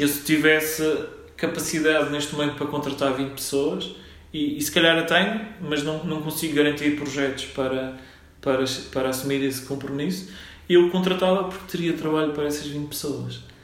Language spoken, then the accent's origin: Portuguese; Funchal, Madeira, Portugal; moved away; also born or lived in Minho; Eu sou natural da, da Madeira, do Funchal.